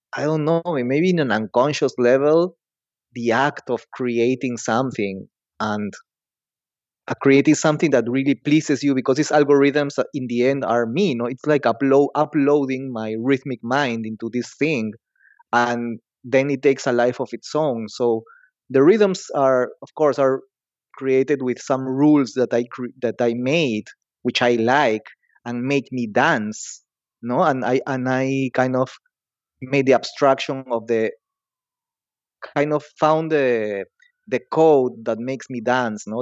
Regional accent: Lima, Peru; I'm from Lima, Peru.

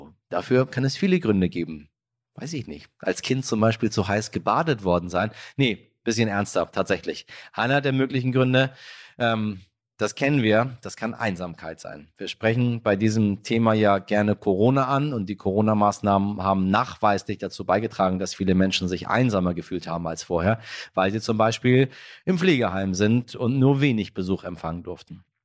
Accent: Iran; now in Germany; verstehen Sie, was da gerade in meiner Heimat stattfindet und warum es so wichtig ist, dass wir alle dagegen aufstehen und reagieren.

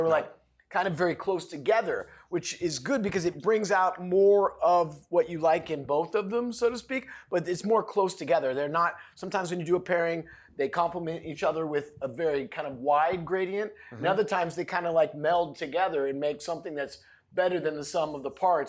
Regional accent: Oregon, United States; I'm from Oregon.

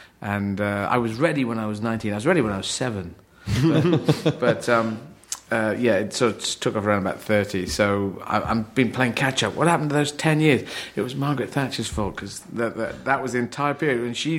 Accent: Aden, Yemen; born there

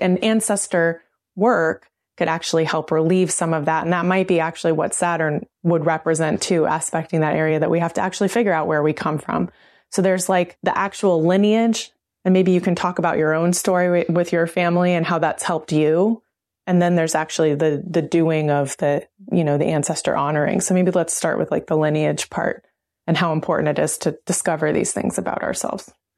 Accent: Oklahoma, United States; I'm a member of the Cherokee Nation, I grew up in Oklahoma

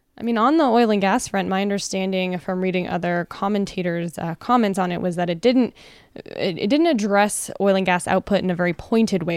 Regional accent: Canada; now in United States; as a Canadian

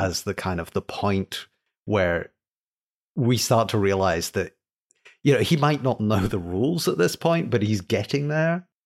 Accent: Scotland, United Kingdom; being British, Scottish

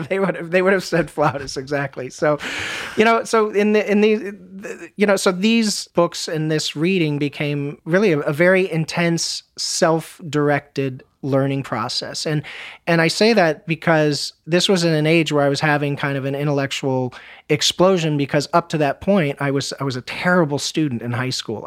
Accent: United States; as an American

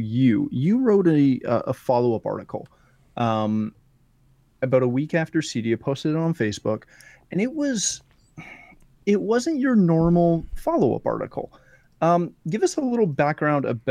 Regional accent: Canada; I'm Canadian

